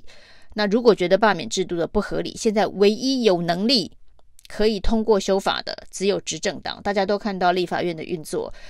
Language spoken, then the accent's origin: Chinese; Taichung, Taiwan; 我们台中人关心台中市哦，关心政治人物能不能够让台中市民过得更好